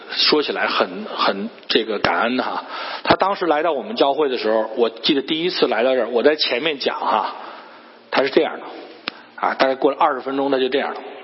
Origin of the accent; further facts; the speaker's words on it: Shandong, China; now in Cleveland, United States; 我是山东人